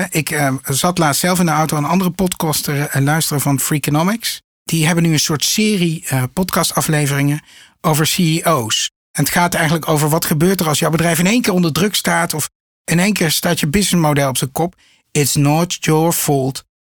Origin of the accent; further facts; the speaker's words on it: Netherlands; relevant, maar ook voor ons, gewoon als Nederlandse